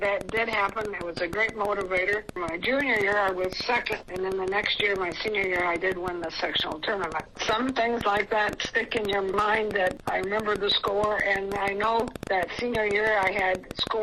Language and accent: English; Iowa, United States; growing up in Iowa